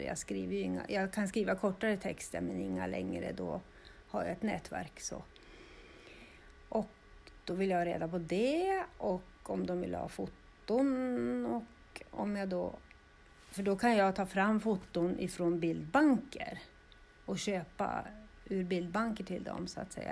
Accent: Östervåla, Uppsala County, Sweden; Jag är ju född och uppvuxen här i Östervåla.

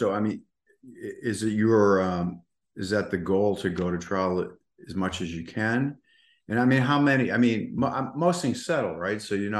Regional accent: Boston, Massachusetts, United States; now in Delray Beach, United States; I'm not from here. In fact, the business that I'm part of now is was started in Boynton Beach, but I grew up in Boston. I'm a Bostonian, slid down the East Coast.

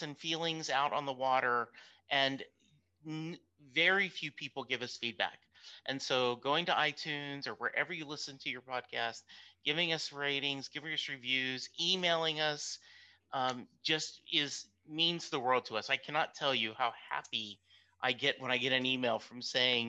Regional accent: Dallas, Texas, United States; I am from Dallas, Texas

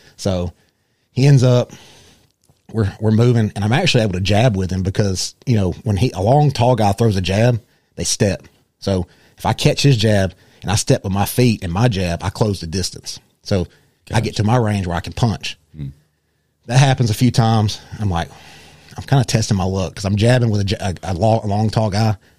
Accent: Rome, Georgia, United States; I was born and raised here in Rome

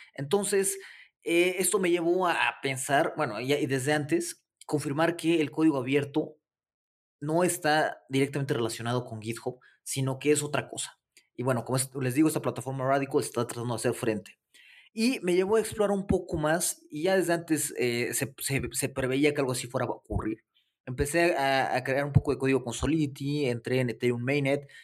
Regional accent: Mexico City, Mexico; soy de la Ciudad de México

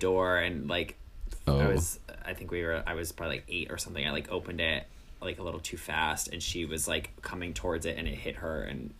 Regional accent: New York, United States; Oh, I'm from New York.

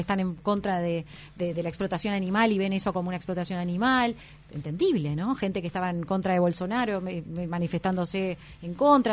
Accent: Dolores, Soriano, Uruguay; also born or lived in Carrasco, Montevideo; me crié prácticamente toda mi adolescencia en, en Dolores, en el departamento de Soriano

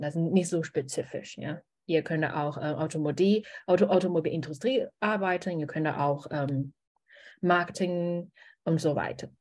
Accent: China; German is a second language; moved away as an adult; also born or lived in Germany; ich bin eine Chinesin

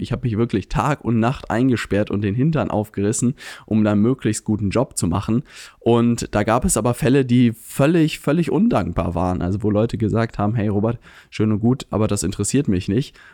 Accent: Lübeck, Schleswig-Holstein, Germany; moved away; komme ich ursprünglich aus Lübeck

